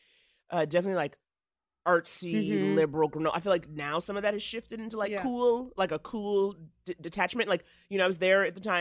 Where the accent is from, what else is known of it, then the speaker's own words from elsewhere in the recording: New York, United States; When I was a kid, again, growing up in New York, like all I wanted was to be on Broadway.